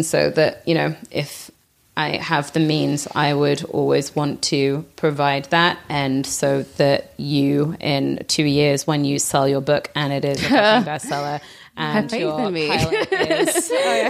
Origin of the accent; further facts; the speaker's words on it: England, United Kingdom; you know, again, like growing up in England and trying to do something that is outside of the norm of what you're what you're allowed to do.